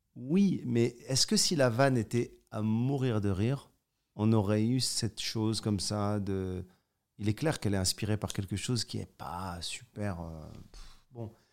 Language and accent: French; Morocco; Je suis né au Maroc